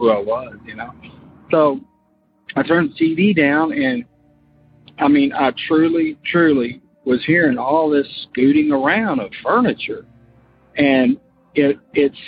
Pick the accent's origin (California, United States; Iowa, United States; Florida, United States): Florida, United States; moved away as an adult; now in Kentucky, United States; I'm from Kentucky, but we moved to Florida and when I was like 8, and I grew up there, but now I'm back in Kentucky.